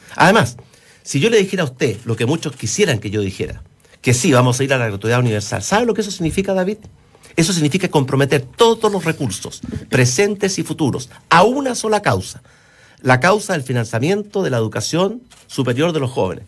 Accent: Chile

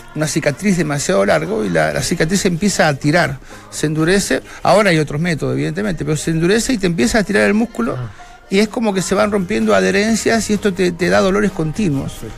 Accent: Argentina; como argentino

